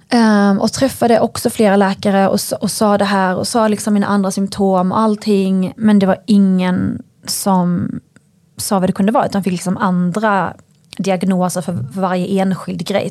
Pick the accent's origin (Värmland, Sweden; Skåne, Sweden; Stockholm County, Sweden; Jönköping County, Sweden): Skåne, Sweden; northern; jag är uppväxt eh, i ett samhälle i norra Skåne